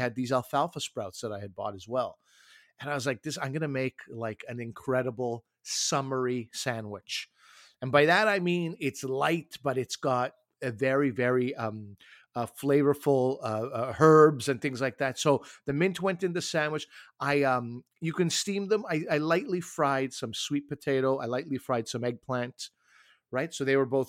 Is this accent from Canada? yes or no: yes; Canada; also born or lived in Toronto; I'm Canadian